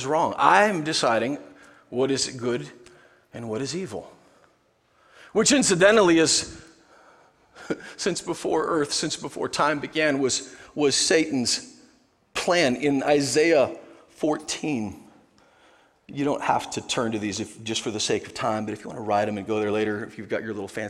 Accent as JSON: {"language": "English", "region": "Nebraska", "country": "United States", "said": "I'm from Nebraska."}